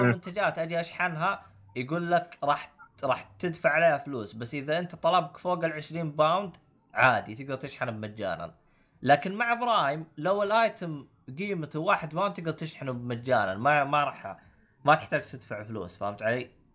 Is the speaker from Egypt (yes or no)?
no; Saudi Arabia; moved away as an adult; now in United Kingdom; انا اصلا حسابي سعودي